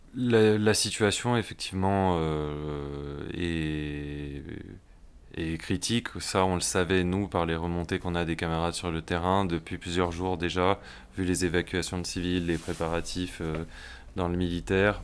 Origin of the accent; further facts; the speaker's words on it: France; en tant que Français